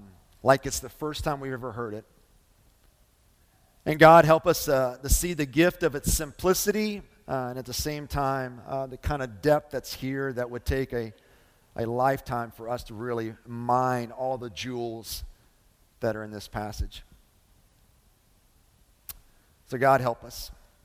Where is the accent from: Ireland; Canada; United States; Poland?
United States; Lebanon Junction, Kentucky; So my middle school years, I grew up in Lebanon Junction, kind of landed there after I was in the fifth grade. We moved around a lot my early stages of life.